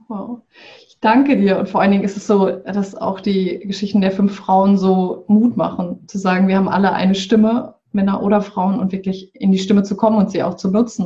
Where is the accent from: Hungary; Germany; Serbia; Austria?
Germany; Bremen; ich komme aus, äh, aus dem Norden in Deutschland, aus Bremen